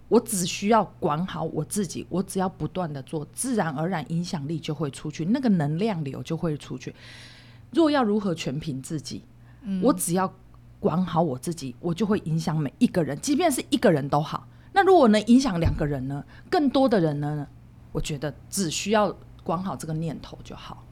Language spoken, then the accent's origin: Chinese; Hualien County, Taiwan; 因为我是花莲人，我们旁边就是附近就是慈济